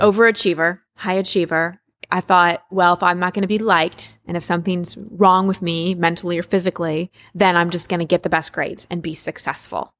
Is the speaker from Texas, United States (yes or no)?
yes; Texas, United States; I, I grew up in Texas